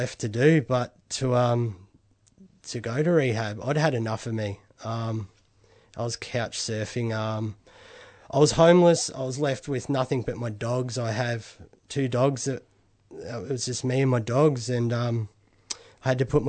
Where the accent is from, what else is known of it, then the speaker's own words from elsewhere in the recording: Bendigo, Victoria, Australia; I was from Bendigo, and I was in a rehab in Melbourne